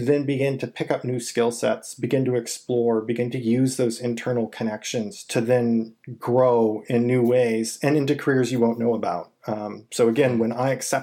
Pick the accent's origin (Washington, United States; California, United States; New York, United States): California, United States; moved away as an adult; also born or lived in Michigan / Indiana / Texas; I'm originally from California